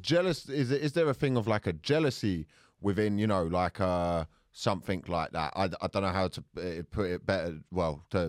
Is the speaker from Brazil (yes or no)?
no; Luton, East of England, United Kingdom; somebody said to me, where are you really from? And I went, Luton. And then they went, no, where are you really from? And I went, Luton.